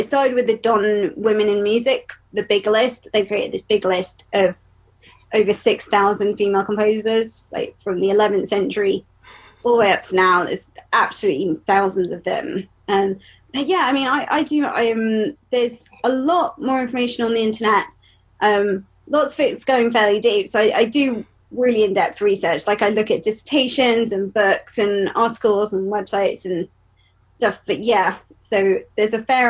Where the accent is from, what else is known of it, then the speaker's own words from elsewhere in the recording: United Kingdom; I was born and raised in Britain amongst mostly white people.